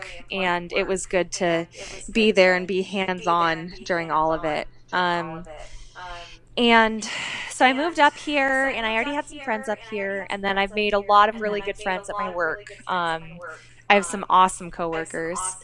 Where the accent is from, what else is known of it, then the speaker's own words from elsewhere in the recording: Kansas City, United States; I grew up in Kansas City